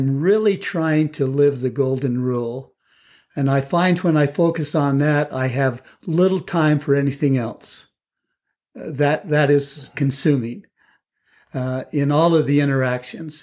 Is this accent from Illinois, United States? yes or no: no; Lehi, Utah, United States; also born or lived in Texas; I grew up in Lehigh